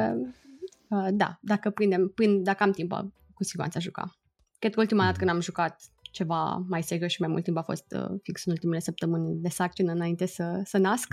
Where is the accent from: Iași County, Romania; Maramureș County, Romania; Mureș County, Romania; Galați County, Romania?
Iași County, Romania; Iași; moved away as an adult; also born or lived in Timișoara, Romania / London, United Kingdom; now in San Francisco, United States; eu sunt din Iași, deci am făcut toată școala în Iași.